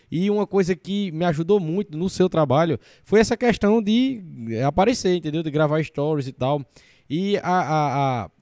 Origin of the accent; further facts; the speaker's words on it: Paraíba, Brazil; da minha região, da Paraíba, né, com um sotaque parecido com o meu